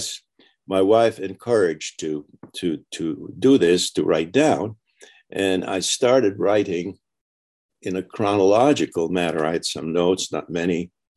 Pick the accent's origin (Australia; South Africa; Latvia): Latvia; moved away; I was born in Latvia, which is a small country across from Sweden